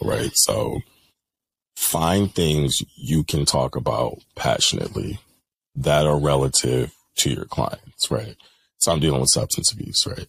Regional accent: Bridgeport, Connecticut, United States; I'm from Bridgeport.

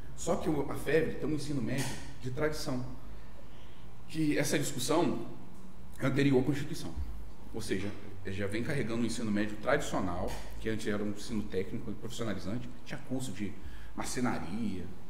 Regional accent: Volta Redonda, Rio de Janeiro, Brazil; Eu nascido e criado em, Volta Redonda

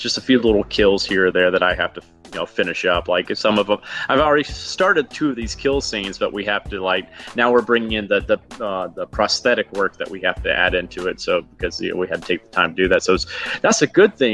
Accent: Huntsville, Alabama, United States; moved away as an adult; also born or lived in New York; Growing up in Alabama

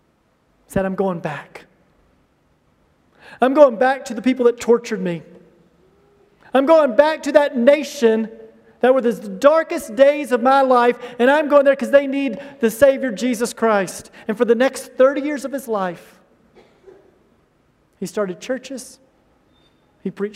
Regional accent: United States; moved away; I'm from the United States

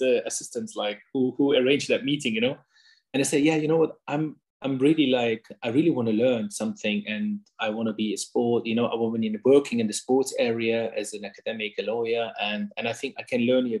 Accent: Hanover, Lower Saxony, Germany; English is a second language; moved away as an adult; also born or lived in Osnabrück, Germany; now in London, United Kingdom; in Hanover, my hometown.

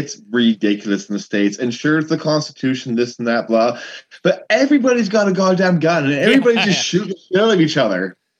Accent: Victoria, British Columbia, Canada; Like Halloween was a big firework event growing up in Victoria.

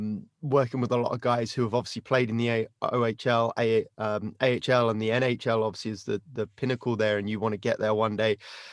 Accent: United Kingdom; as a British guy who can barely skate

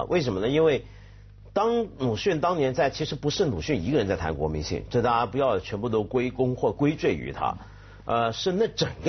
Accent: China; 但这个很奇怪，这个其实跟我们中国人总觉得自己不是狼都是羊啊。

